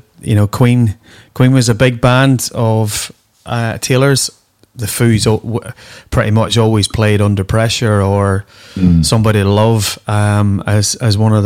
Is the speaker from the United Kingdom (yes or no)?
no; Ireland; I'm Irish